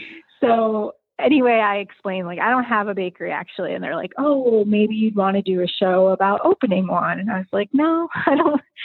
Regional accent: Joliet, Illinois, United States; also born or lived in Arizona; I grew up in um, in a city that's about an hour south of Chicago called it's called Joliet

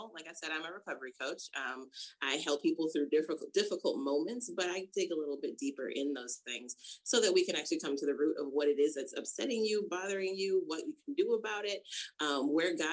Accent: Rochester, New York, United States; moved away as an adult; also born or lived in California; I grew up in Rochester, New York

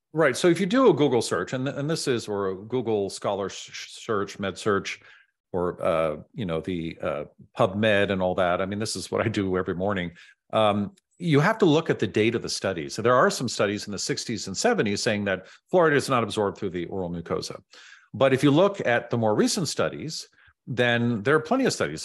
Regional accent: San Francisco, California, United States; also born or lived in Silicon Valley; I grew up in San Francisco

